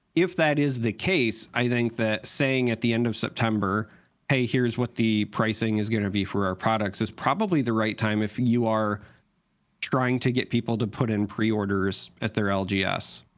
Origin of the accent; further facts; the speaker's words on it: United States; as an American